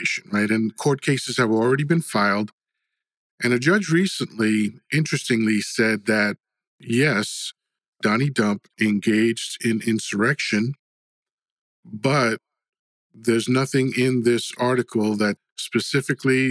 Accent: Dominican Republic; now in United States; I was born in the Dominican Republic.

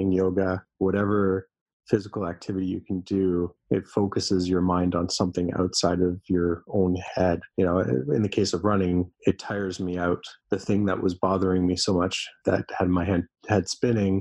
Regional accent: Toronto, Ontario, Canada; I was born and raised in Canada. My parents were from Austria, and they met here in Canada. You know, I've always lived kind of in the same area, around in and around Toronto.

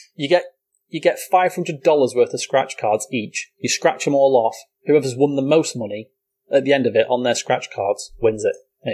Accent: United Kingdom; being British

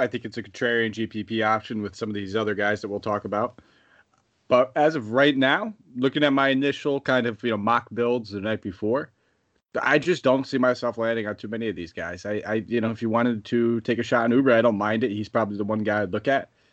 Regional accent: East Haven, Connecticut, United States; in my hometown

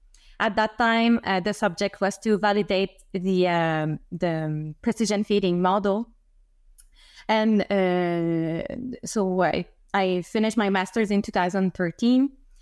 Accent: Quebec City, Quebec, Canada; English is a second language; I come from Quebec City, so I don't come from agriculture sector, but I really had interest in agronomy.

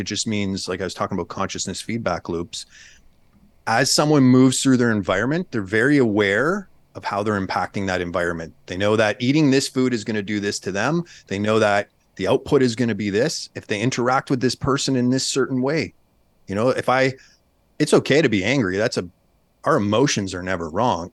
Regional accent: Canada; moved away as an adult; now in United States; I'm a Canadian

